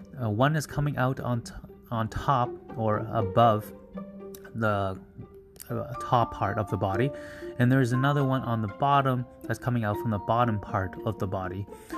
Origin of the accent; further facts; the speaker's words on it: Canada; I'll just use North America because I'm from Canada.